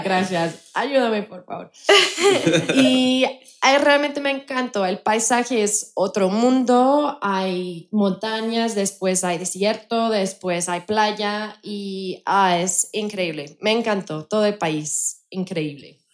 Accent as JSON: {"language": "Spanish", "country": "United Kingdom", "also_born_or_lived": "Colombia", "second_language": "Spanish", "moved": "yes", "lives_now": "Mexico", "said": "soy británica"}